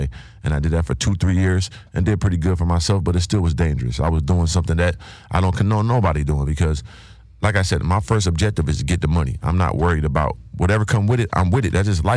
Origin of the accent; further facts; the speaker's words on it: San Diego, California, United States; also born or lived in Carbondale, Illinois; I'm from Southeast San Diego, also grew up in Carbondale, Illinois, a small town in Illinois.